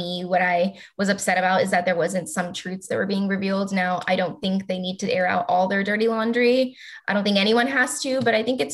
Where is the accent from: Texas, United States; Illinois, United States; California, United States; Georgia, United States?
Texas, United States; I'm from Texas